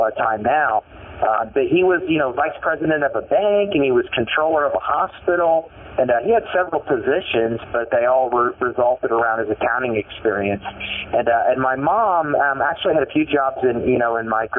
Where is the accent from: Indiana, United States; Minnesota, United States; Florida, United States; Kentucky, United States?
Indiana, United States; Elwood; I grew up in a small town in Indiana called Elwood, Indiana, a little farm community of about 9,000 people.